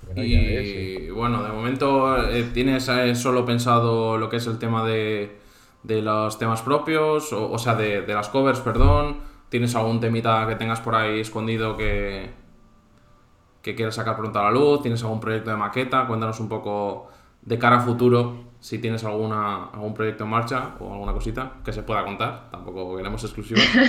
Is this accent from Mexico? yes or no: no; Cantabria, Spain; now in Valencia, Spain; yo mismo, que soy cántabro